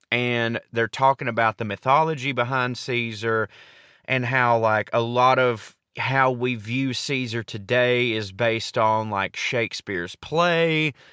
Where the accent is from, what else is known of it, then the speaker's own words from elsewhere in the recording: the South, United States; I grew up in the South